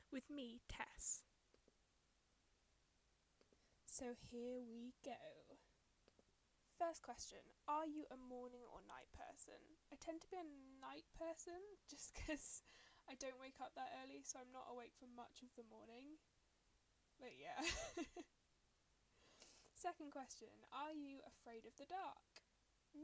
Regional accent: United Kingdom; I am very British.

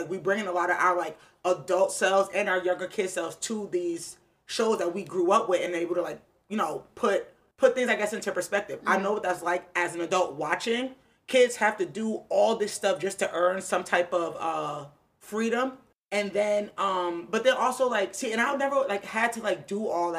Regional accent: New Jersey, United States; we don't have schools like that in Jersey

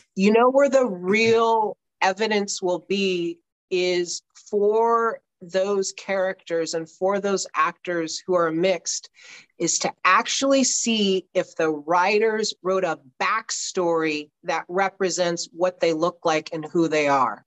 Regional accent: Southern California, United States; I grew up in Southern California

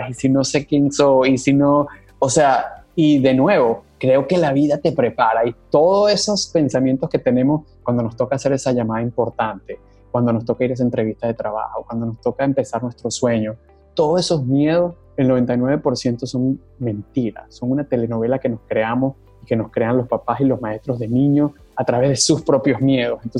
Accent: Venezuela; accent: Venezuelan; siento orgullo de mi acento en inglés y siento orgullo de ser venezolano y siento orgullo de, de quién soy

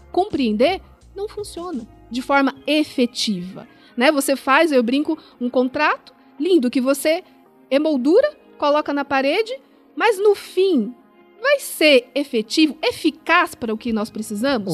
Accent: São Paulo, Brazil; nasci em São Paulo

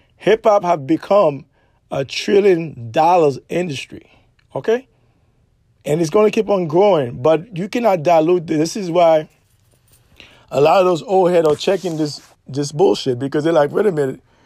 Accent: New York City, New York, United States; also born or lived in Caribbean; when I was growing up in New York City, Brooklyn, New York, precisely

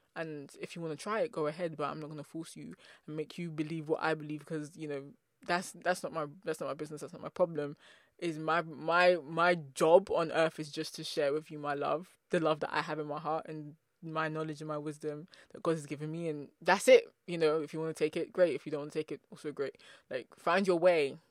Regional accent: England, United Kingdom; I'm from England

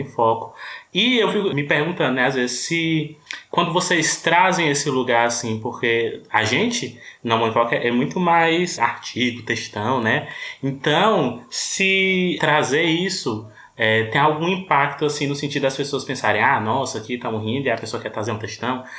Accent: Ceará, Brazil; eu sou cearense, mas nordestino

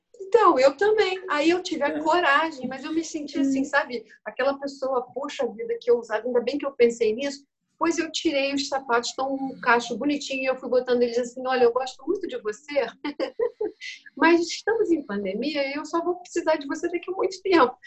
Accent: Brazil; moved away as an adult; also born or lived in Germany; eu, como brasileira, eu devia ter 21

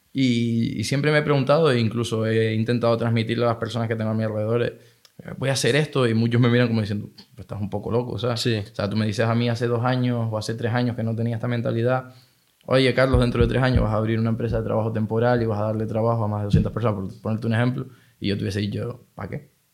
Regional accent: Tenerife, Canary Islands, Spain; moved away as an adult; nací aquí en Tenerife, me crié aquí en Tenerife toda mi vida hasta hace dos años

